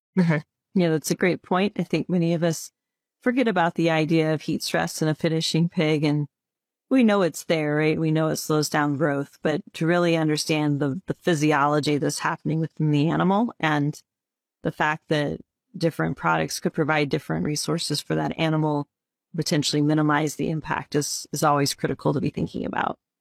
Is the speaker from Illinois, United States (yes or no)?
yes; Illinois, United States; I grew up in Illinois